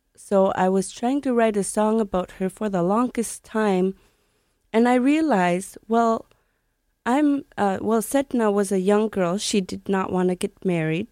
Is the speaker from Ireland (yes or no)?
no; Sanikiluaq, Nunavut, Canada; I grew up in Sanikiloak. It's a community in the middle of the Hudson Bay, right near Quebec. Not near Nunavut at all